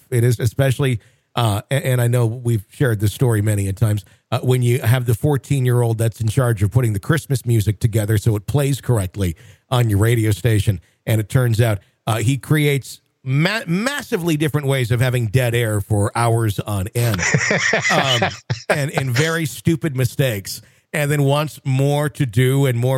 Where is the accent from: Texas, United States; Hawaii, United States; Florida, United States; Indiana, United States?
Hawaii, United States; Let's start off by simply stating that I grew up in Hawaii on the Big Island